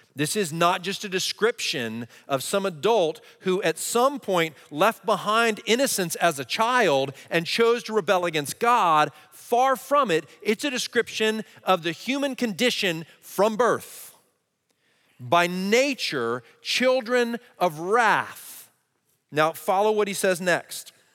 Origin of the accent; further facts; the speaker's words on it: Texas, United States; I grew up in Texas in a Christian